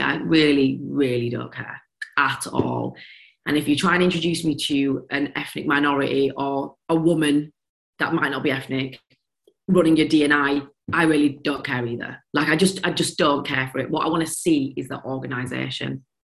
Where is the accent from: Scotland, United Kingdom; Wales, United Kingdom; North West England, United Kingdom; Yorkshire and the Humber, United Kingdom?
Yorkshire and the Humber, United Kingdom; Leeds; accent: broad Yorkshire; moved away as an adult; now in London, United Kingdom; Moving to London and having this Yorkshire broad accent